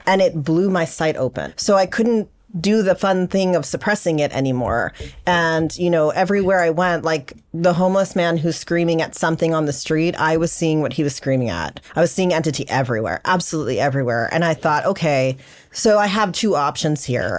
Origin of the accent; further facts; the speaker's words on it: South Florida, United States; also born or lived in Los Angeles; I was born in Los Angeles, actually, but I grew up in South Florida.